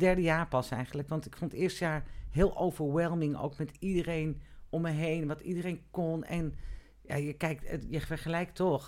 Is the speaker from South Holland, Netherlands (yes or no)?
no; Amstelveen, North Holland, Netherlands; ik ben geboren in Amstelveen, ik heb op de, eh, ik heb het HAVO in Amstelveen gedaan